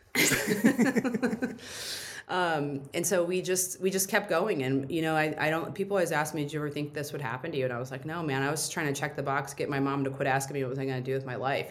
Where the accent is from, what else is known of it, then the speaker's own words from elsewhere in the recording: Indiana, United States; also born or lived in San Antonio, Texas / Florida; now in Phoenix, United States; I was born in San Antonio, but I grew up in Indiana and then lived in Florida for a while.